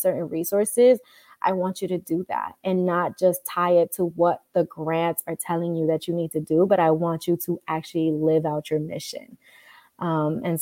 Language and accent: English; New York City, New York, United States; I grew up in the Bronx as well as uptown Manhattan, so like the Inwood area.